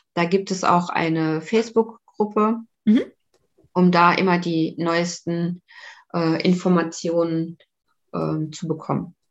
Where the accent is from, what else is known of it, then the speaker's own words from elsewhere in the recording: Saarbrücken, Saarland, Germany; now in Lübeck, Germany; ich komme ja eigentlich aus Saarbrücken und bin dann nach Lübeck gezogen